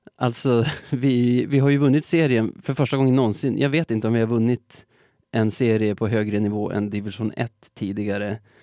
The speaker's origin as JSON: {"language": "Swedish", "country": "Sweden", "said": "som svensk"}